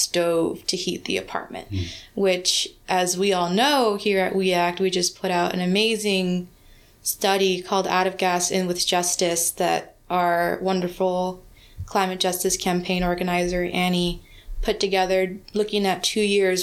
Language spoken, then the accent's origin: English; Los Angeles, California, United States; I grew up in South Central Los Angeles